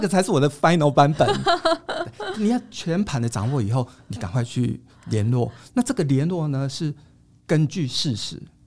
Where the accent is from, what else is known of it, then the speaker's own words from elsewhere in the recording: Taiwan; 但在我们台湾人觉得帮人家夹菜是一种很热情的招呼